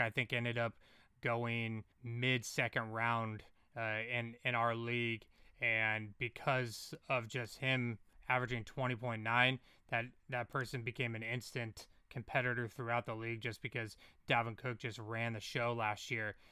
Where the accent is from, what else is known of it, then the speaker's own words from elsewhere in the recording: California, United States; I'm from California